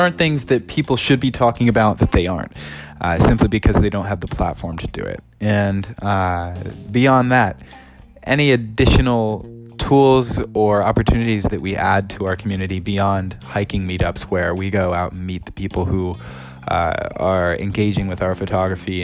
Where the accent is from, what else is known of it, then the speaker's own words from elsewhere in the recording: Ohio, United States; I grew up in Ohio, 10 minutes away from a national park